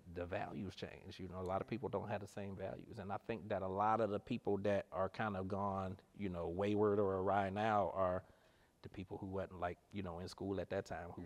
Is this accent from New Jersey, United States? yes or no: no; East Cleveland, Ohio, United States; also born or lived in Akron; growing up in East Cleveland